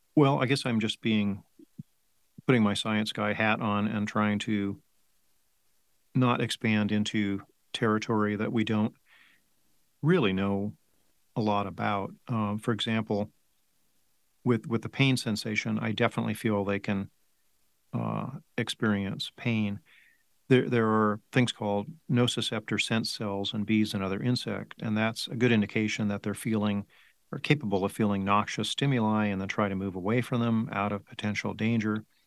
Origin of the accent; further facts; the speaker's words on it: Placentia, California, United States; moved away as an adult; also born or lived in Davis, California; now in Tucson, United States; I grew up in Southern California uh, Placentia